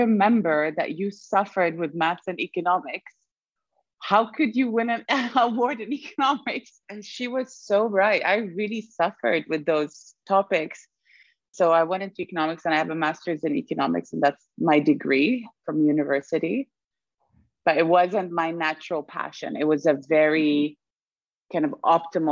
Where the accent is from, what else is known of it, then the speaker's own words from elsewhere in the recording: Sweden; moved away; also born or lived in Germany; I was born in Germany, raised in Sweden, and lived in 6 countries afterwards